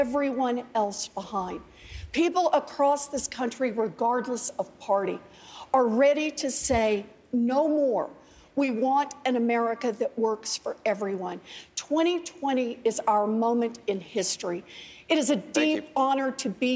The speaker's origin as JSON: {"language": "English", "region": "Oklahoma", "country": "United States", "tie": "born or raised there", "moved": "yes", "said": "I grew up out in Oklahoma"}